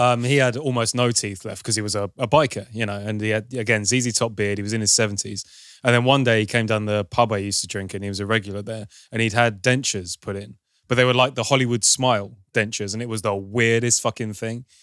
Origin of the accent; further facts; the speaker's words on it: United Kingdom; I'm British